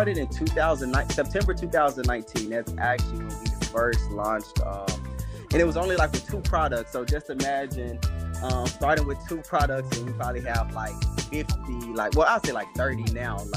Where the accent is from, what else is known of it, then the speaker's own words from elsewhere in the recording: Arlington, Texas, United States; also born or lived in Dallas, Texas; I'm actually born in Texas, raised in like Arlington, Fort Worth area